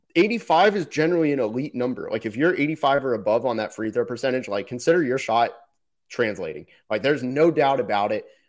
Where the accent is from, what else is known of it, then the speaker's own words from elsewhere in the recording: Florida, United States; I'm from Florida